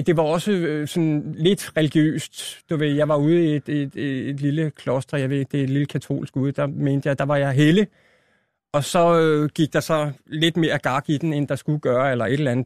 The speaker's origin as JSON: {"language": "Danish", "town": "Albertslund", "region": "Capital Region of Denmark", "country": "Denmark", "tie": "born or raised there", "also_born_or_lived": "Roskilde", "lives_now": "Hundige, Denmark", "said": "Født i Roskilde, et eller andet. Ikke? Men hele min barndom, det er Vestegn"}